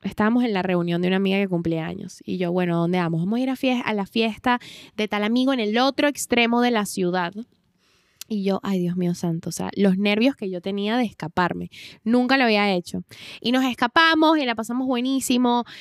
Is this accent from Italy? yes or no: no; Venezuela; moved away; nosotras venimos de Venezuela, que ya por sí es un país súper peligroso